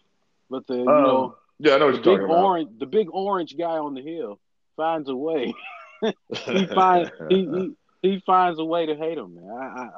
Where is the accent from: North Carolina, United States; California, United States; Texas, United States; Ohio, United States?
Ohio, United States; Columbus; We're from Columbus. Northeast Ohio. Okay. We're from Columbus to Canton.